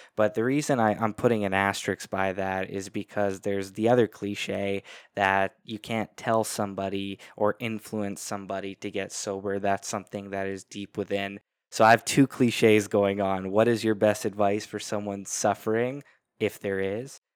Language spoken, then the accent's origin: English; Canada; I'm Canadian